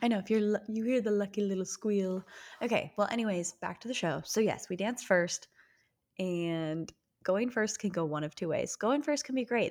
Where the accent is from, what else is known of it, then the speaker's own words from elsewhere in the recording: Utah, United States; We are sisters who were born and raised in Utah